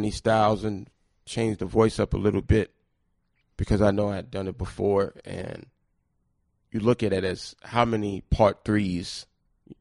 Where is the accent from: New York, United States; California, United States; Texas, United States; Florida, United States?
New York, United States; New York City; growing up in Southside Jamaica, Queens